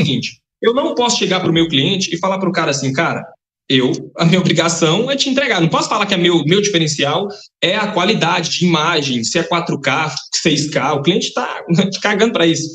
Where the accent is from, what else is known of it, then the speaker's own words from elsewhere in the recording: Capelinha, Minas Gerais, Brazil; eu sou de Capelinha, tá interior de Minas Gerais. Eu sou de uma cidade de aproximadamente 40 mil habitantes.